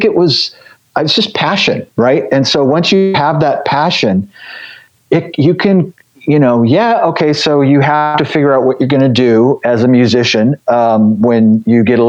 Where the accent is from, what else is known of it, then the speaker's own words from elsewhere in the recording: the Bay Area, California, United States; moved away; also born or lived in Los Angeles, California; I grew up in the Bay Area, and it was pretty cheap to get in back then.